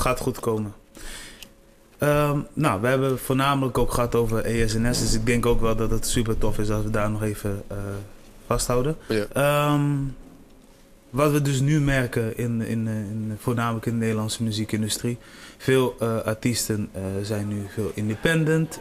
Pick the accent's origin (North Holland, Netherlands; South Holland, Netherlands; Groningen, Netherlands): Groningen, Netherlands; Delfzijl; now in Groningen, Netherlands; Ik ben geboren in Delcel